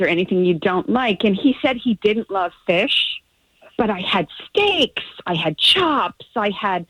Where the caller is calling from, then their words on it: Ormond Beach, Florida, United States; Ormond Beach.